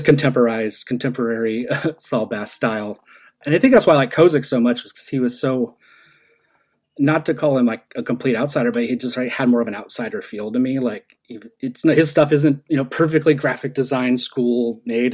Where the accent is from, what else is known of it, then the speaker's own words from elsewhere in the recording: Seattle area, Washington, United States; also born or lived in Idaho; We moved from Idaho when I was 7 mm-hmm. and we moved to this to South or uh, it's not really South Seattle. It's like by SeaTac in Des Moines, Federal Way, Kent, oh, yeah. Auburn area.